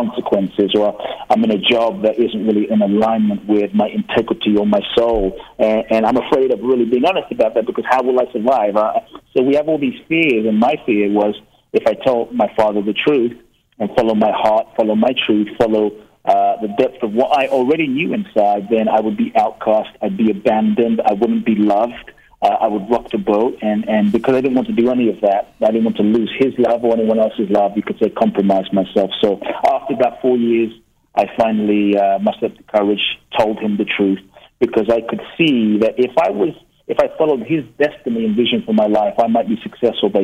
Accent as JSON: {"language": "English", "region": "London", "country": "United Kingdom", "tie": "born or raised there", "also_born_or_lived": "Ghana", "said": "I was born in Ghana, West Africa. My father's from Ghana. My mother's from Japan. I grew up in London, and my first memories, you know, I grew up in London from around age 3"}